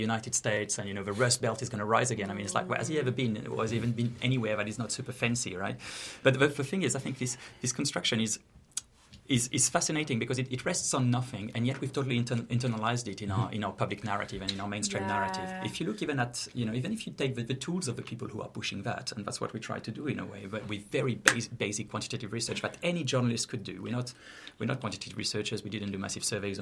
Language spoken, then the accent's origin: English; Saint-Étienne, Auvergne-Rhône-Alpes, France; moved away; I'm from France, and I say Saint-Étienne